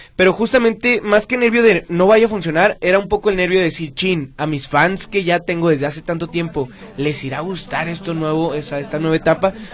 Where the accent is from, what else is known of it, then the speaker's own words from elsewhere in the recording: Guadalajara, Jalisco, Mexico; yo soy de Guadalajara